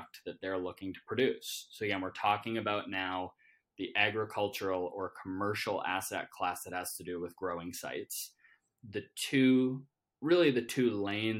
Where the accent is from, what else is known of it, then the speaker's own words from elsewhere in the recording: Canada; I'm Canadian